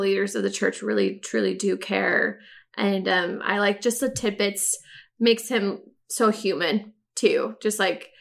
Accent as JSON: {"language": "English", "region": "California", "country": "United States", "tie": "born or raised there", "said": "I grew up in California"}